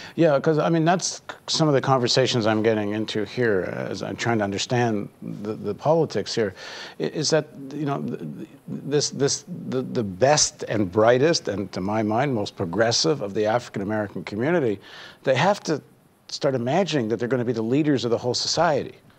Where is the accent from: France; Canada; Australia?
Canada; as a Canadian